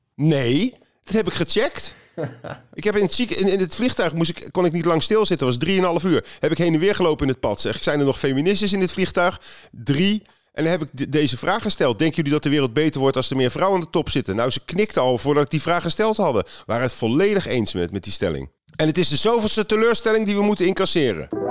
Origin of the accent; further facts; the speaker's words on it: Netherlands; Dan zeg ik nou Nederland